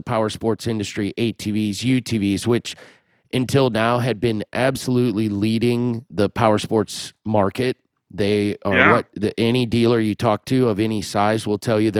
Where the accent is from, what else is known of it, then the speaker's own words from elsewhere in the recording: Des Moines, Iowa, United States; my hometown, Des Moines